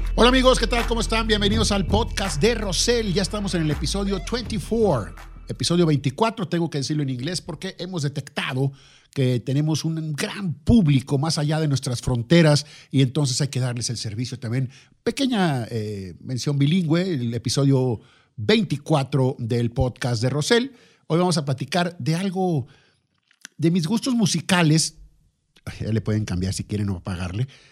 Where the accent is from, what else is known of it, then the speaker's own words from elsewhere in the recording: Lerdo, Durango, Mexico; El Lerdo, mi ciudad natal